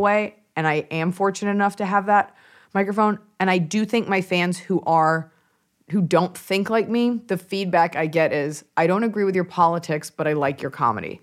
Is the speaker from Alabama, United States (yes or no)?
no; Dallas, Texas, United States; moved away; family's from New York, but I'm from Dallas, Texas.